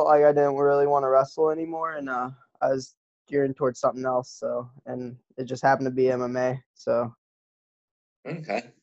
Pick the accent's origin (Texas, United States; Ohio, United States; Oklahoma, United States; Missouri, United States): Oklahoma, United States; Norman; born there; Oh man, um, I'm from all over the place. So uh, I was born in uh, Norman, Oklahoma, uh, I started there when my dad was uh, training for the Olympic team.